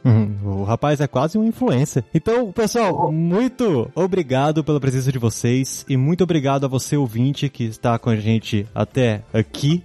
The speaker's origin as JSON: {"language": "Portuguese", "town": "Brasília", "region": "Federal District", "country": "Brazil", "said": "Eu que sou brasiliense aqui"}